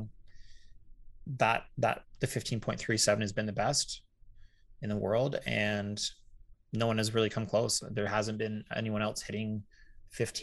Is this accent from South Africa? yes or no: no; Canada; being Canadian